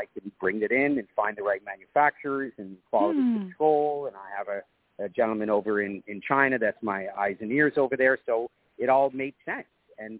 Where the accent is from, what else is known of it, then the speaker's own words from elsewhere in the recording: Toronto, Ontario, Canada; So I'm born and raised in Toronto, Canada. Middle-class family